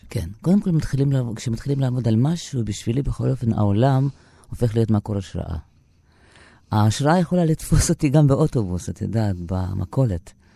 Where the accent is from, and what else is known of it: Mogilev, Mogilev Region, Belarus; born or raised there; Hebrew is a second language; moved away as an adult; now in Israel